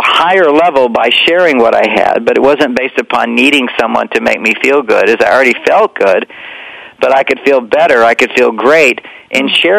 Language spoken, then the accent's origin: English; Houston, Texas, United States; we were, you know, straight Christian family as well and growing up in Texas